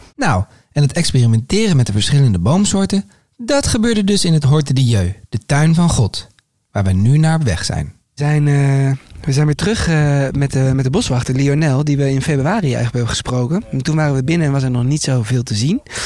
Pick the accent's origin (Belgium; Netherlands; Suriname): Netherlands; ik loop als Hollander lekker op mijn slippertjes